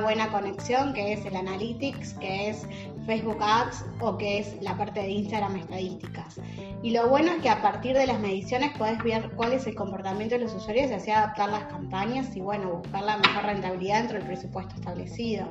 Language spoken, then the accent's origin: Spanish; Uruguay; yo que soy uruguaya.